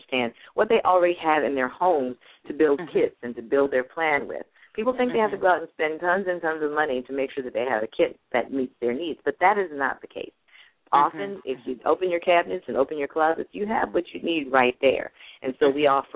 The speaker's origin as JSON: {"language": "English", "town": "Buffalo", "region": "New York", "country": "United States", "tie": "born or raised there", "said": "We grew up in Buffalo, New York"}